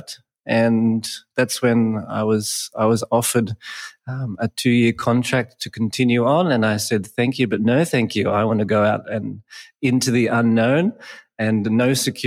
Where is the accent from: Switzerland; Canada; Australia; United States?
Australia; moved away as an adult; now in Bali, Indonesia; Born in Australia, raised in Australia, went to school in Australia, university in Australia